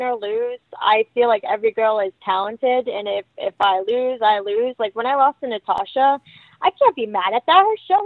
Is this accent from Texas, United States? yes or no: no; Rhode Island, United States; I'm from Rhode Island. My whole state's an hour